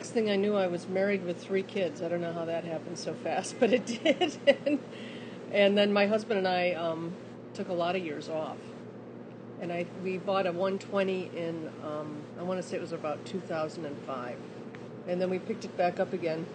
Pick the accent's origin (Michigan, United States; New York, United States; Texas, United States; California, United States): Michigan, United States; just north of Detroit; I grew up in Michigan, just north of Detroit